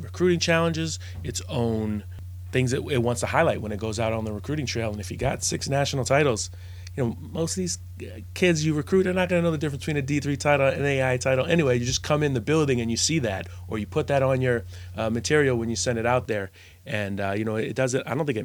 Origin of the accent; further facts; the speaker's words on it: Northeast, United States; I was raised in the Northeast